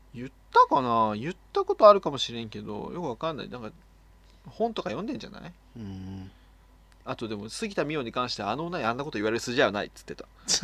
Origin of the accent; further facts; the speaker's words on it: Oita, Japan; 俺の地元は大分やけど福岡よりやからでも博多よりも小倉の方が言葉が近いね